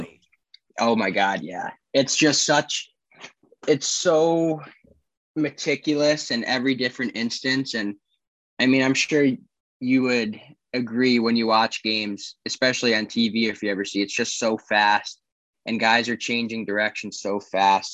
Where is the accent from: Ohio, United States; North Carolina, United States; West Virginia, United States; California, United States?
North Carolina, United States; Charlotte; also born or lived in Saratoga Springs, New York / Franklin, Tennessee; I moved down here to Charlotte when I was seven